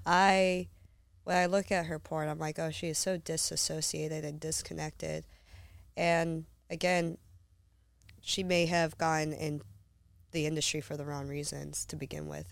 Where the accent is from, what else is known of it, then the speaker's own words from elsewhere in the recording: Humboldt County, Northern California, United States; moved away; Humboldt County